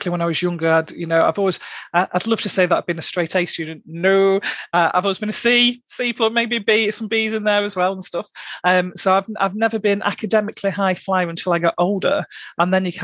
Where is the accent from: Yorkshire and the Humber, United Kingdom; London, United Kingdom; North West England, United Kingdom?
North West England, United Kingdom; Blackpool; I'm from Blackpool originally. I'm from the delights of South Shore, or just off South Shore.